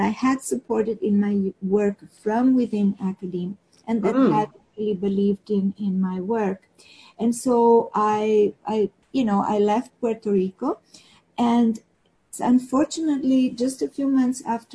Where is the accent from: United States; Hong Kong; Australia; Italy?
Italy; Rome, Lazio; moved away as an adult; also born or lived in Piedmont, Italy; now in Turin area, Italy; I was born and raised in Rome